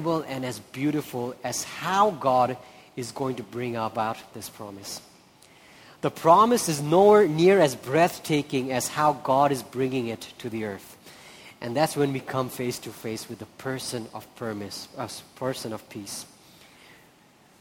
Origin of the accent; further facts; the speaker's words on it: Nepal; also born or lived in India; I'm from India, I'm from Nepal